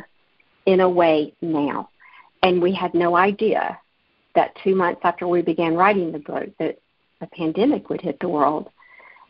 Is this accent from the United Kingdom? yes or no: no; Alabama, United States; moved away; my hometown in Alabama